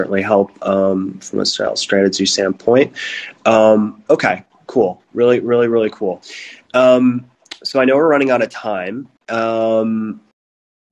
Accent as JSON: {"language": "English", "country": "United States", "moved": "as an adult", "lives_now": "Berlin, Germany", "said": "my two partners are American, so am"}